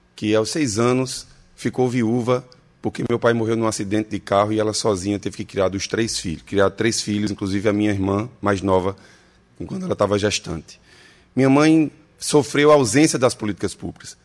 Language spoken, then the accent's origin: Portuguese; Salgueiro, Pernambuco, Brazil; also born or lived in Recife; Eu nasci em Salgueiro, sertão de Pernambuco.